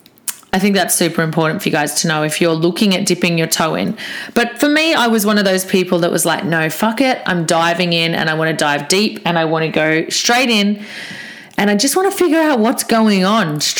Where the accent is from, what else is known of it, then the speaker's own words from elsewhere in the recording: Australia; I'm Aussie.